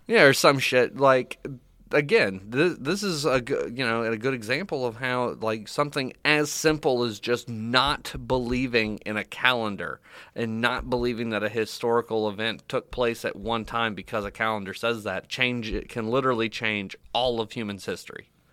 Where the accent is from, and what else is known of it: Florida, United States; born or raised there